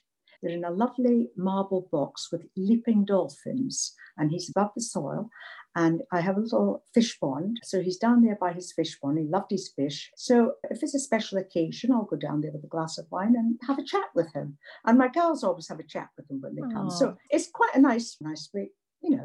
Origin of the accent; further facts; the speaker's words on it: Scotland, United Kingdom; moved away as an adult; So I was very sad when I came from Scotland. When I was 19, I wanted to go and live in America.